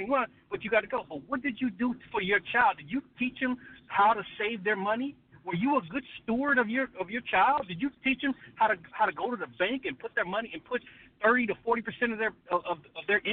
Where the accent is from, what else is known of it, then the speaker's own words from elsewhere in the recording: Compton, California, United States; moved away; I grew up in Compton, and I tell you, when I grew up in Compton, it was drive-bys